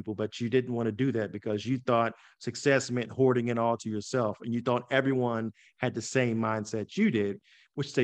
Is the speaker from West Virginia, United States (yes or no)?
yes; West Virginia, United States; now in Pittsburgh, United States; growing up in West Virginia, there's a stereotype